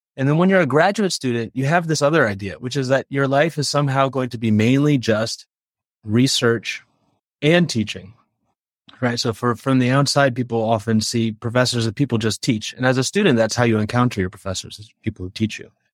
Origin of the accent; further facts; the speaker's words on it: Gaithersburg, Maryland, United States; moved away as an adult; now in Chicago, United States; I grew up in Gaithersburg, Maryland, which is a suburb of Washington, D C